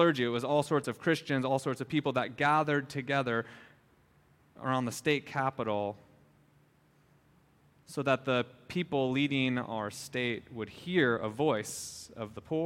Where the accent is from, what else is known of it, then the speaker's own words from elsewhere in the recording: Minnesota, United States; now in Hawaii, United States; I grew up in Minnesota and have many family members